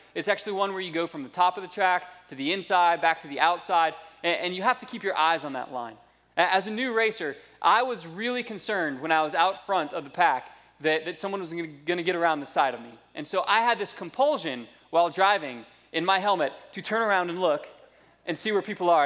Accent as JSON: {"language": "English", "country": "United States", "tie": "born or raised there", "also_born_or_lived": "South Florida / North Georgia", "moved": "yes", "lives_now": "Indianapolis, United States", "said": "I grew up in South Florida and North Georgia, which are just two completely different classes of redneck"}